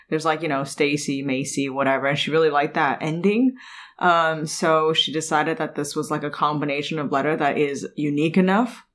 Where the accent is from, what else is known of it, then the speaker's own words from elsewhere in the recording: Canada; moved away; I grew up in Canada